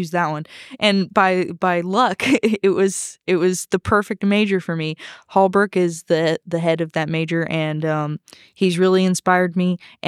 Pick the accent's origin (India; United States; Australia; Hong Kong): Hong Kong; Well, I actually grew up overseas. I grew up in Hong Kong for my parents' teaching jobs over there